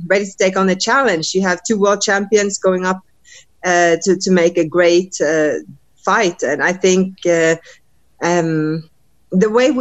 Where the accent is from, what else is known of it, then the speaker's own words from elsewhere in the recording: Norway; also born or lived in United States; traveling back and forth from my camp here in the States to Norway, my home country